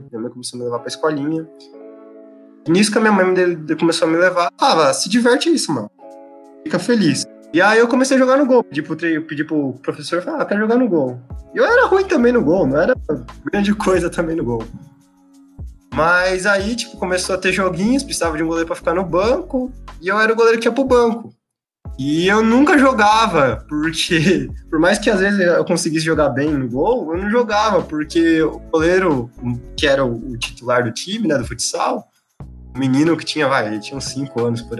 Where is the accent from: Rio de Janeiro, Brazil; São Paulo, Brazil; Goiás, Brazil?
São Paulo, Brazil; São José dos Campos; eu nasci em São José dos Campos